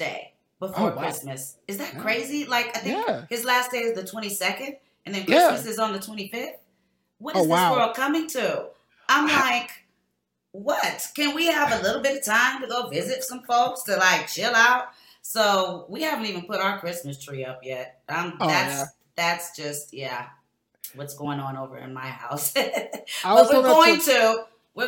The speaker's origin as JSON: {"language": "English", "town": "Cleveland", "region": "Ohio", "country": "United States", "tie": "born or raised there", "moved": "yes", "lives_now": "California, United States", "said": "I grew up with an artificial tree in Cleveland. I'm from Cleveland"}